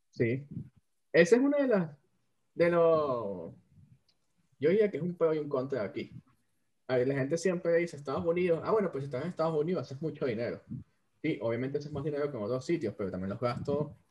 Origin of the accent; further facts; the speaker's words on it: Venezuela; moved away; los tres somos venezolanos y ninguno está en Venezuela